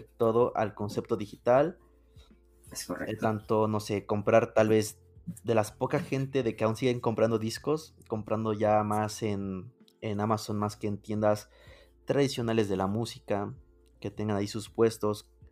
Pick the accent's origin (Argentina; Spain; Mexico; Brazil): Mexico; yo soy de México